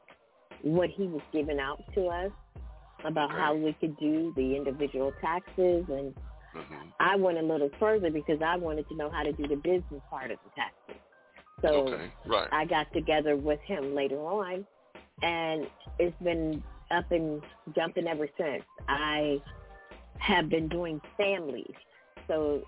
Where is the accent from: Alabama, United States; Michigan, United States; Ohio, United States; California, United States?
Ohio, United States; moved away as an adult; now in Las Vegas, United States; I am originally from Ohio, but I have now, I've been living in Las Vegas now for about 5 years